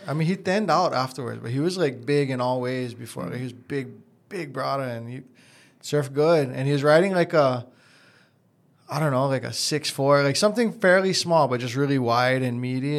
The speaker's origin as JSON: {"language": "English", "region": "Hawaii", "country": "United States", "tie": "born or raised there", "said": "growing up in Hawaii"}